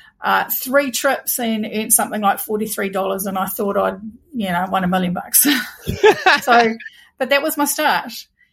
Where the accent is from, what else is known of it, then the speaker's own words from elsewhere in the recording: Waitara, Taranaki, New Zealand; So I live in a town called Waitara in Taranaki, and I have lived only ever in three houses. I've only ever lived in the same town. I lived in a house I grew up